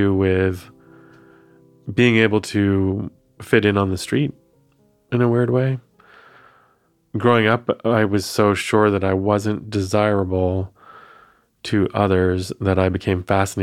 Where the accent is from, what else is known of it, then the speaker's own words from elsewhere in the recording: Maine, United States; When you are a biracial, Asian American queer growing up in Maine, which is the whitest, I think it's still the whitest state